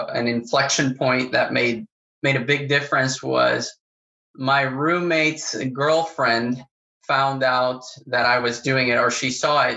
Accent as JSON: {"language": "English", "country": "Paraguay", "tie": "born or raised there", "also_born_or_lived": "Oklahoma", "moved": "as an adult", "lives_now": "Florida, United States", "said": "I grew up in South America, I grew up in Paraguay"}